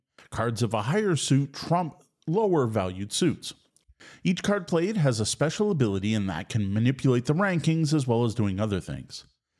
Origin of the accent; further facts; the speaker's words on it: Ontario, Canada; Now, growing up in Southwest Ontario, we are all very familiar with trick-taking games, and I honestly don't know anyone local who didn't spend their school lunch hour playing euchre.